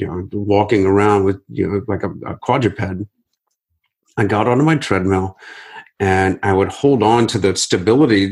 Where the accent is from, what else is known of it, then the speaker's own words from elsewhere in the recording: Akron, Ohio, United States; the 2016 Akron Marathon, which is my hometown